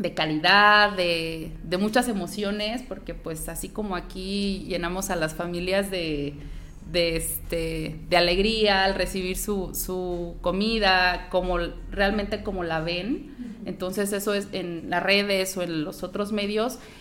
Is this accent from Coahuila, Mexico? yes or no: no; Guanajuato, Mexico; now in La Piedad, Mexico; yo soy guanajuatense